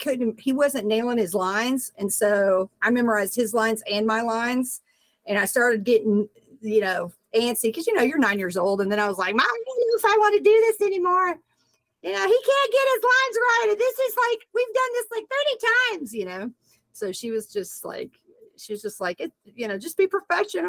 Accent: Nashville, Tennessee, United States; also born or lived in Miami, Florida; now in Los Angeles, United States; I was born there, but then I moved back to Nashville, Tennessee. So that's like my stomping grounds.

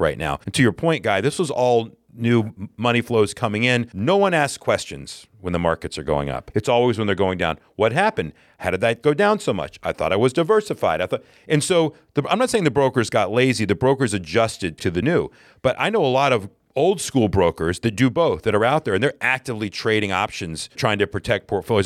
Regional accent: the South, United States; now in New York, United States; we're both from the South originally

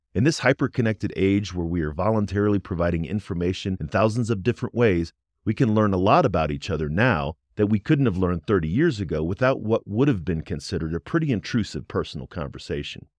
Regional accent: Midwest, United States; I grew up in the Midwest, but then I also had a 22 year military career

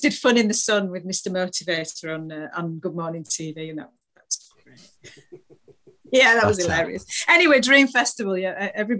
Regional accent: Halifax, Yorkshire and the Humber, United Kingdom; I know. I am an absolute lightweight when it comes to weather. Terrible. I'm an excuse of a northerner.

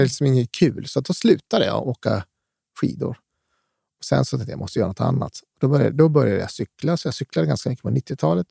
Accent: Skellefteå, Västerbotten County, Sweden; now in Stockholm, Sweden; Jag är ju uppvuxen själv i Skellefteå

